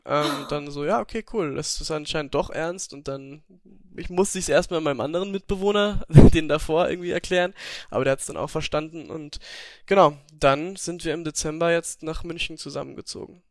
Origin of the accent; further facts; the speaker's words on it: Upper Austria, Austria; moved away; Ich komme ja aus, Ober also aus Österreich, aus Oberösterreich